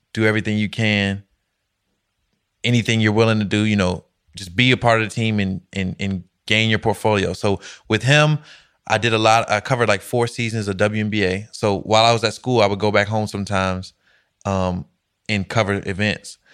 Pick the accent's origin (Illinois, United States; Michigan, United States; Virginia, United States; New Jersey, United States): Virginia, United States; Alexandria; I'm from Alexandria, Virginia.